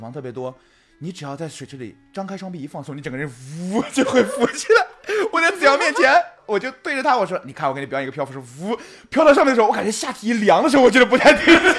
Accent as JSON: {"language": "Chinese", "region": "South China", "country": "China", "said": "我作为一个南方人，我这次去这个就是北京这个都你"}